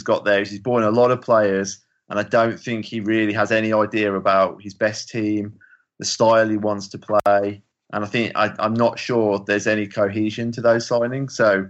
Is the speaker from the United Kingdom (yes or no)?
yes; West Midlands, United Kingdom; I'm from the West Midlands.